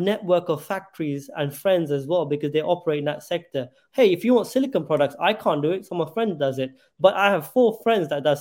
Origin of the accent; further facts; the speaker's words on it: London, United Kingdom; moved away as an adult; growing up in London